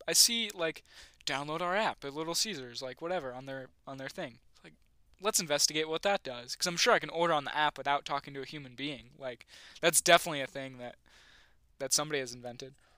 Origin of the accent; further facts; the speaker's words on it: Western New York, United States; moved away; I'm from Western New York